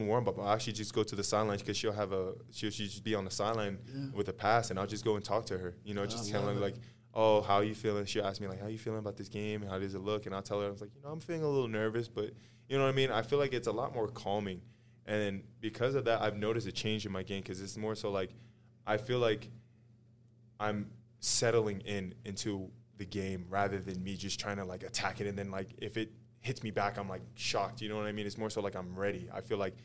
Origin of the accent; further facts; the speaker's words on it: San Diego, California, United States; moved away as an adult; now in Salt Lake City, United States; Growing up in San Diego, there's a station called 92.5, Magic 92.5. I used to listen to all the time with my parents